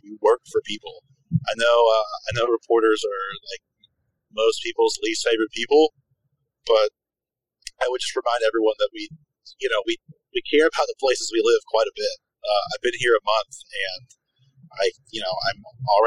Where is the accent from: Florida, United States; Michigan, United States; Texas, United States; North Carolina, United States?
North Carolina, United States; moved away as an adult; also born or lived in New York City; now in Jackson, United States; I'm from North Carolina